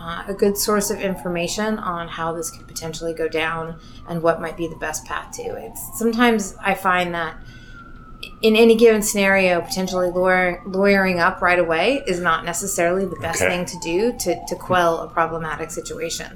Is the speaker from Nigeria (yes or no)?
no; Seattle, Washington, United States; moved away as an adult; now in New York, United States; I'm originally from Seattle